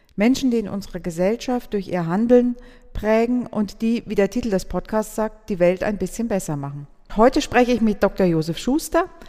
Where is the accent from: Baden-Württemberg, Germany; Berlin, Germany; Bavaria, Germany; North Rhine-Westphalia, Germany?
Bavaria, Germany; Würzburg; Wir sind ja beide Würzburger